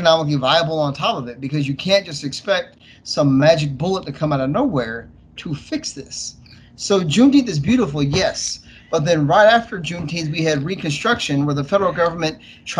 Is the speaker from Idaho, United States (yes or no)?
yes; Boise, Idaho, United States; I grew up in Boise, Idaho.